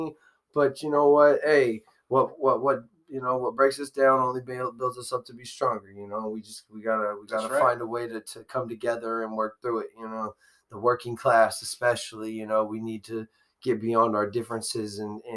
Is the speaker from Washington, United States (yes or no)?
yes; Burien, Washington, United States; I was born at Highline Hospital